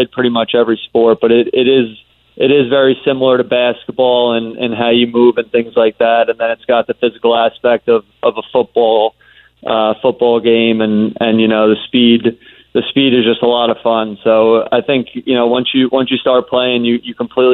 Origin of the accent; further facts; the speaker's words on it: Long Island, New York, United States; growing up on Long Island